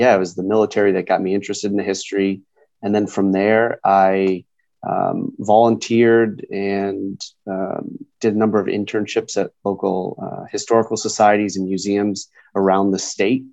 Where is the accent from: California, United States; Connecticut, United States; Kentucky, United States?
Connecticut, United States; I grew up in Connecticut, small town in Connecticut